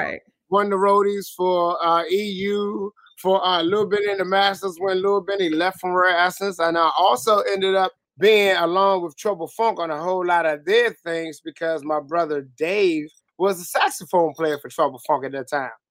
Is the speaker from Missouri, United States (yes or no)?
no; Washington, District of Columbia, United States; from Southeast too. Southeast DC, Congress Park boy